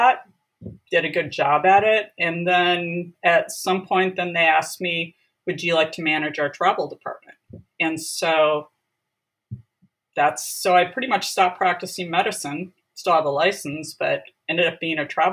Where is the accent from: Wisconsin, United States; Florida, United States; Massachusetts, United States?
Wisconsin, United States; moved away as an adult; also born or lived in San Diego, California; now in California, United States; I'm actually originally from Wisconsin. Grew up in a rural